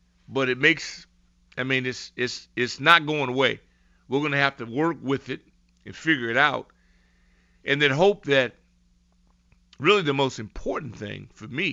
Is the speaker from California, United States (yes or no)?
yes; Southern California, United States; moved away as an adult; also born or lived in Los Angeles; now in Washington, D.C., United States; I grew up in Southern California